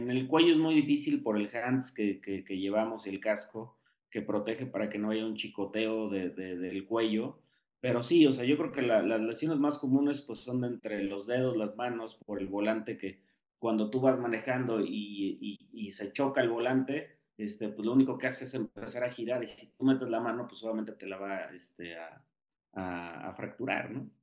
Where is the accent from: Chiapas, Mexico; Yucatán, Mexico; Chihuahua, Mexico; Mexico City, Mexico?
Mexico City, Mexico; aquí en mi casa, en la Ciudad de México